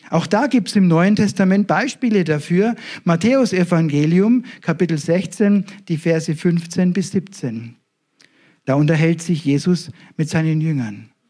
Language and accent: German; Ebermannstadt, Bavaria, Germany; Die Gemeinde ist in Nürnberg, ich komme selber aus der Nähe von Ibermannstadt, das sind schon 50 Kilometer.